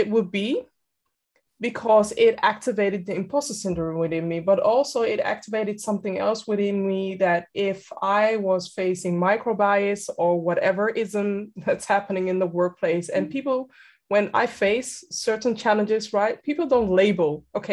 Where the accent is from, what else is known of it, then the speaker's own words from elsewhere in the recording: Amsterdam, North Holland, Netherlands; born and raised in Amsterdam, and I'm currently residing in Amsterdam